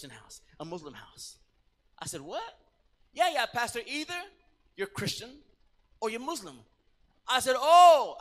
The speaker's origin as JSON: {"language": "English", "country": "Puerto Rico", "moved": "yes", "said": "I was from Puerto Rico"}